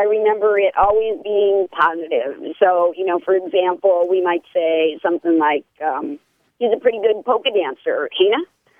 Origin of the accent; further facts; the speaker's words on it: northeastern Pennsylvania, United States; now in Eau Claire, United States; in northeastern Pennsylvania, where I grew up.